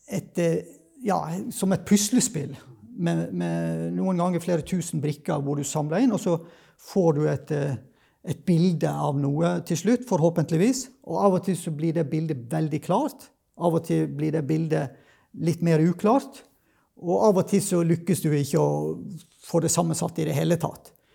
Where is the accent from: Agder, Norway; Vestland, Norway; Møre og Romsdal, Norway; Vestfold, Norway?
Vestland, Norway; Sogn; now in Kristiansand, Norway; jeg kommer egentlig fra Vestlandet, da, fra Sogn